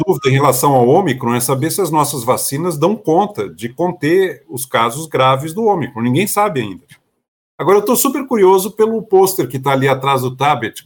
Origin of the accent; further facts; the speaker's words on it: Brazil; como brasileiro